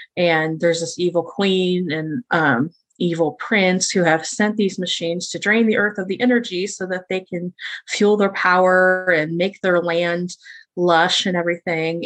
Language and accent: English; Midwest, United States; I am born and raised in the Midwest.